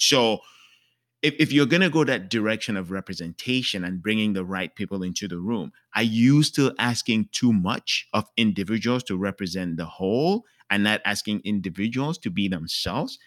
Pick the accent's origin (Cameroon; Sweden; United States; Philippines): Cameroon; moved away; I'm from Cameroon, that's where I was born.